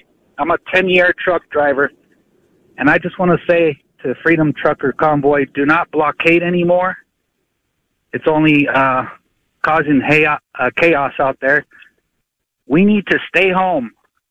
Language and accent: English; California, United States; born or raised there; also born or lived in Arizona